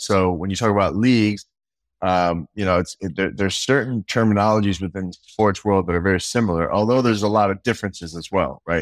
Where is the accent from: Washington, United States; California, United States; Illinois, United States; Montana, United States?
California, United States; I was from Cali